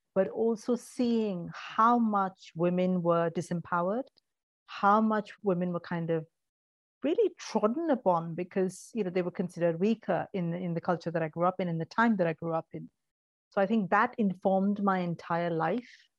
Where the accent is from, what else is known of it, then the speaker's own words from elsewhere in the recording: Mumbai, Maharashtra, India; moved away; also born or lived in Kerala, India; I grew up in India, in Mumbai, in a very traditional Indian family.